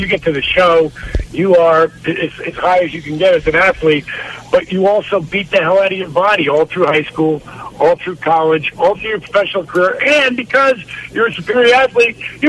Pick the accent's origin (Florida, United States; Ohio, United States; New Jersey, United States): New Jersey, United States; Considering I grew up in New Jersey?